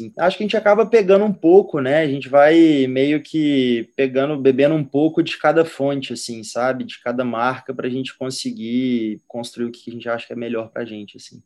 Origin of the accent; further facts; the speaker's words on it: Minas Gerais, Brazil; A gente é de Minas, né, praticamente fui criado em Minas